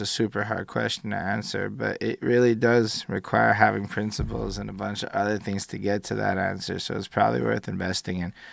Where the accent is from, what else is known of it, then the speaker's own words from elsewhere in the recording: Quebec, Canada; I was born here as an English person to a person who both my parents went to English school.